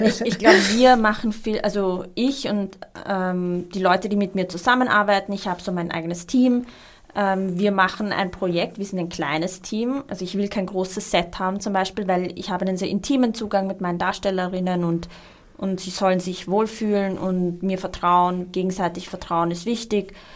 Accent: Austria; also born or lived in Iraq; ich bin ähm, mit meinen Eltern 1991 hergekommen im Irakkrieg und ich glaube, ich äh, kenne halt dieses Gefühl, das Lustige ist, irgendwie, ich habe, glaube ich, bis ich 18 war geglaubt, ich bin Österreicherin

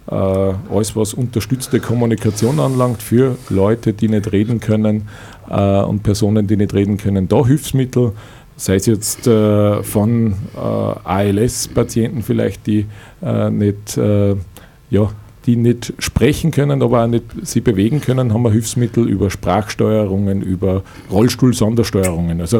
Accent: Niedertalheim, Upper Austria, Austria; Ich komme aus dem Örtchen Niedertalheim. Äh, das ist im Bezirk Vöcklerbruck bei Schwanenstadt.

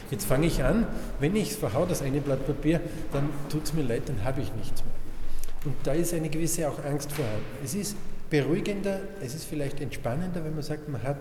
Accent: Salzburg, Austria; ich komme aus Salzburg, aus einem kleinen Dorf in der Nähe von Salzburg.

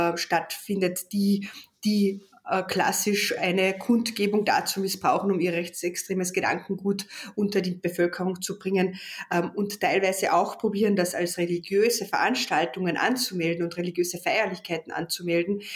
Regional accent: Carinthia, Austria; als Kärntner Slowenin

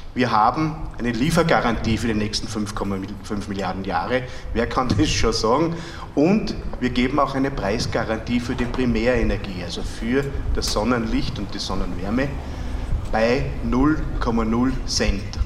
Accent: Freistadt, Upper Austria, Austria; bei uns in Freistadt im Müllviertel

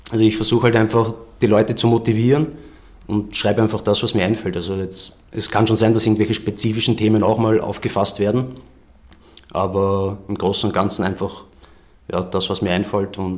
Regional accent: Vienna, Austria; born there; Einflüsse sind einfach Wien und mein Umfeld, weil ich bin ja in Wien geboren

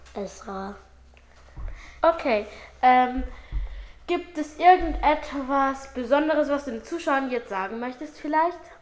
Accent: Salzburg, Austria; Ich komme aus Salzburg, Itzling

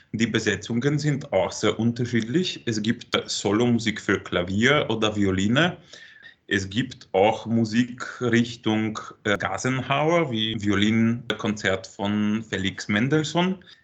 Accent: Rzeszów, Subcarpathian Voivodeship, Poland; Und ich komme eigentlich aus Polen, aus Rzeszów. Und das ist so ungefähr eine Stunde bis zur Grenze mit der Ukraine.

